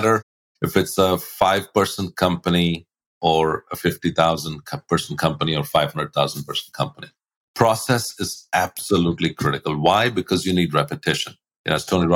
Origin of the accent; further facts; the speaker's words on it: India; moved away as an adult; also born or lived in Australia; now in United States; I grew up in India and then I moved to the US about 28 years ago